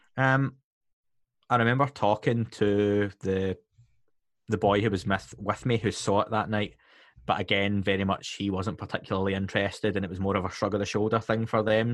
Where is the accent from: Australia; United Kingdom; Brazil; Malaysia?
United Kingdom; Scotland; being Scottish myself